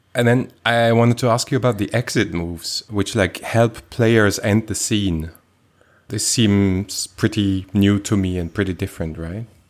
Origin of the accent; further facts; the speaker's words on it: Switzerland; I was born in Switzerland